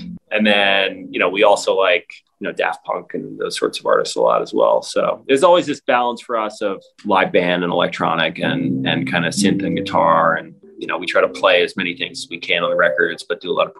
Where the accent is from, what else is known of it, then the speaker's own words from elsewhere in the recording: New York, United States; So I knew James growing up in New York. We went to the same middle school.